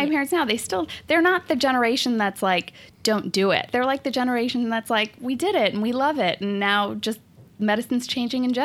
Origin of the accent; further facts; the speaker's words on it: India; Ooh, so I actually did grow up in a family of doctors. I'm one of, I mean, okay, like I'm Indian. I guess it, it goes with the stereotype here.